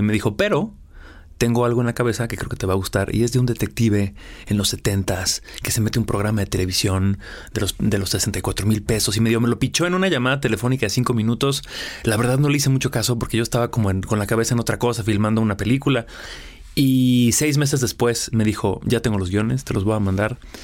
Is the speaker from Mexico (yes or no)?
yes; Aguascalientes, Mexico; moved away; also born or lived in Mexico City, Mexico / Los Angeles, United States; Yo soy de Aguascalientes, tengo viviendo en la Ciudad de México 20 años, viviendo en Los Ángeles otros 5